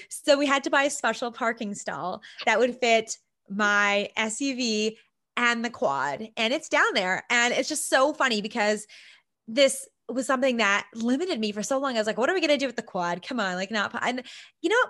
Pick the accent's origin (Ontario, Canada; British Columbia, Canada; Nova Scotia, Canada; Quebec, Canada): British Columbia, Canada; Vancouver Island; I'm from Vancouver Island, I'm from a small town